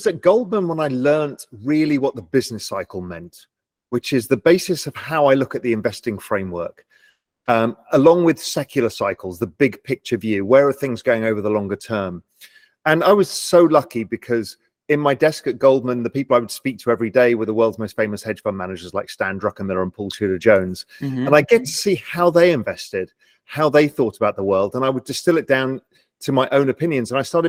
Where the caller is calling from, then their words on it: Little Cayman, Cayman Islands; I'm in my house in Little Cayman, an island of 140 people in the middle of the Caribbean Sea.